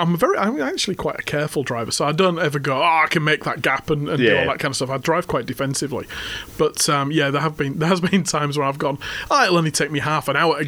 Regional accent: England, United Kingdom; moved away as an adult; now in Australia; Now, I'm English.

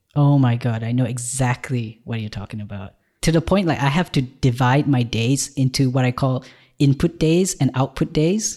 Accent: Malaysia; moved away as an adult; now in Ireland; I've just moved to Ireland from Malaysia, where I was born

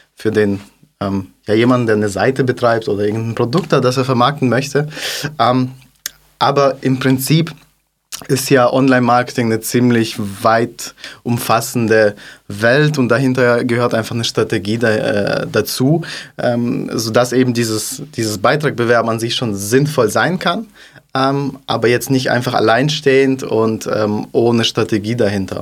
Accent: Kazakhstan; also born or lived in Stuttgart; now in Germany; komme aus Kasachstan.

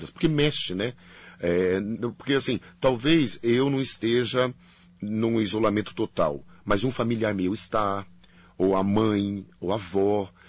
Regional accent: Paraná, Brazil; Não, eu, eu sou paranaense.

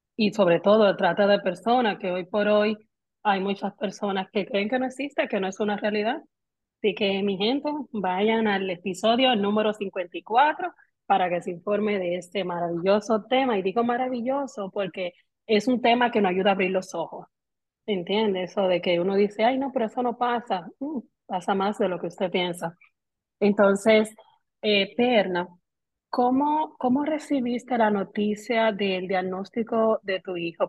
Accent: Dominican Republic; hoy las tres somos dominicanas

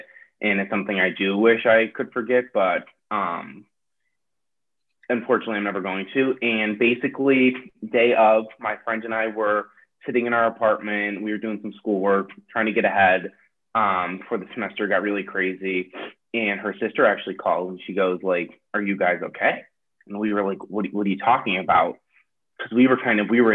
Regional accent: Western New York, United States; moved away as an adult; now in Washington, D.C., United States; I'm from Western New York.

